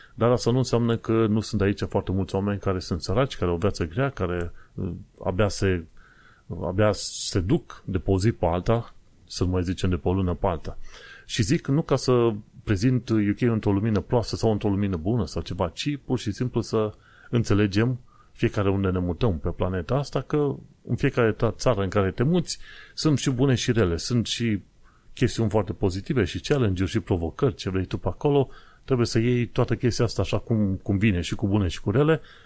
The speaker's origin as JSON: {"language": "Romanian", "country": "Romania", "moved": "yes", "lives_now": "London, United Kingdom", "said": "noi ca români"}